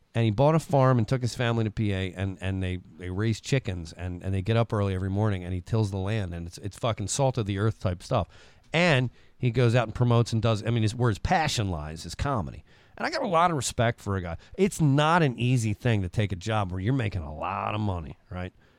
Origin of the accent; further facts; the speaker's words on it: Parkville, United States; I'm from Parkville